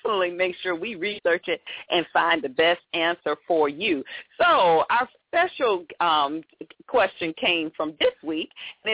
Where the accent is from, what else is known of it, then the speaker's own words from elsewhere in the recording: Atlanta, Georgia, United States; Atlanta, my hometown